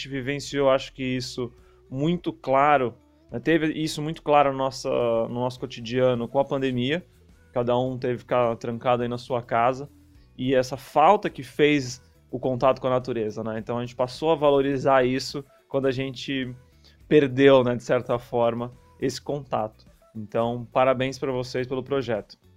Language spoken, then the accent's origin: Portuguese; São Paulo, Brazil; ainda mais para mim que vim de São Paulo, é uma cidade gigantesca e você pode andar quilômetros e quilômetros sem ver nenhum, nenhum ponto de natureza no meio do caminho.